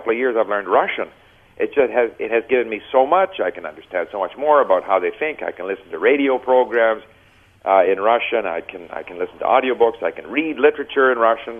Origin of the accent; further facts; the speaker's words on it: Montreal, Quebec, Canada; first language English; moved away; also born or lived in Japan / France; I grew up in Montreal, where a person could learn French if they wanted to.